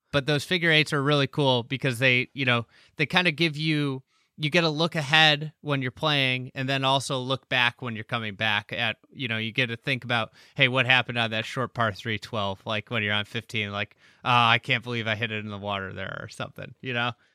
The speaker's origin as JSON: {"language": "English", "region": "Midwest", "country": "United States", "tie": "born or raised there", "said": "being a Midwesterner"}